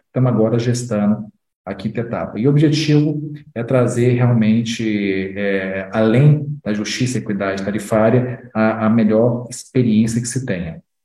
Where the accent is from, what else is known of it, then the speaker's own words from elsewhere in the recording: Minas Gerais, Brazil; minha conterrânea de Minas Gerais